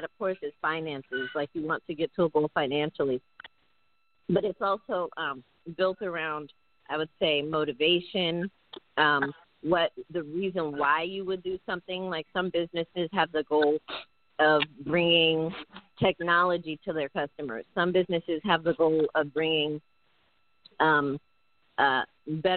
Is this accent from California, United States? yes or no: yes; California, United States; I was born here in California